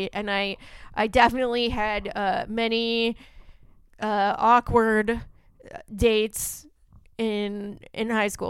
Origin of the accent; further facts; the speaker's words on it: Santa Clarita, California, United States; I didn't actually grow up in Bakersfield. I grew up I grew up in Santa Clarita, which is the same area code.